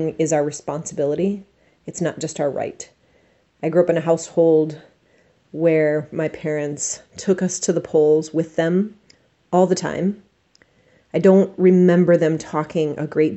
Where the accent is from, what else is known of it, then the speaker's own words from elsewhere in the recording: Flint, Michigan, United States; now in Kalamazoo, United States; I grew up in Flint, Michigan, and still have people I care about living there